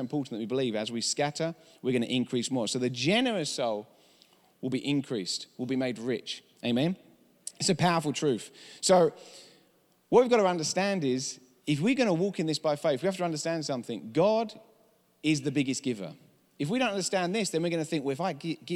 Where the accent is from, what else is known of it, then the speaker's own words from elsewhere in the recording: England, United Kingdom; accent: English; now in United States; I'm from England